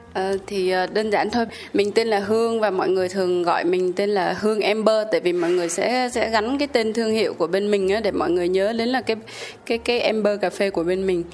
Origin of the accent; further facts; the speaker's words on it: Haiphong, Vietnam; mình mình là người hải phòng